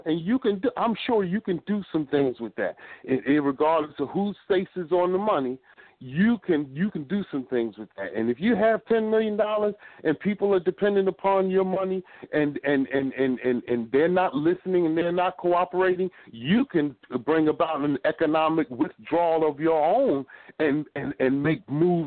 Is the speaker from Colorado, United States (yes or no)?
no; Philadelphia, Pennsylvania, United States; I'm from Philly